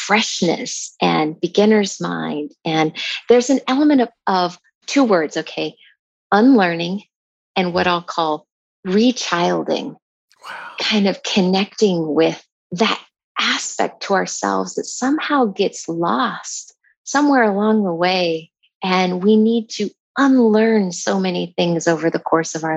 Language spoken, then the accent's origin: English; Montana, United States; I grew up in Montana